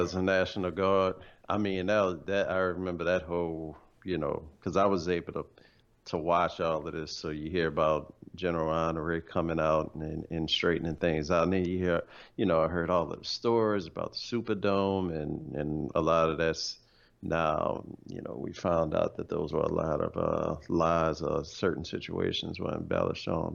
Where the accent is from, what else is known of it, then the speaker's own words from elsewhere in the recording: New Orleans, Louisiana, United States; moved away as an adult; also born or lived in Dallas; I'm here from New Orleans